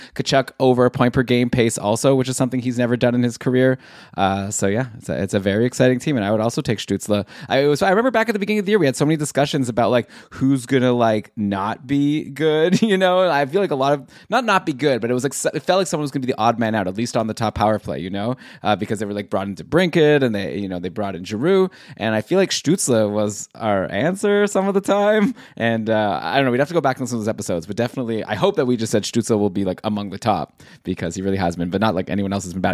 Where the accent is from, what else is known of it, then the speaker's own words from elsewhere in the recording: Ottawa, Ontario, Canada; now in Toronto, Canada; I grew up in Ottawa. I was a Sens fan my whole life. I moved to Toronto.